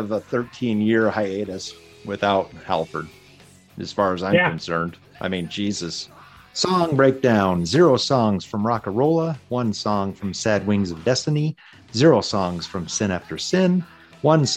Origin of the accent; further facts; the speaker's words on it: Nebraska, United States; growing up in Nebraska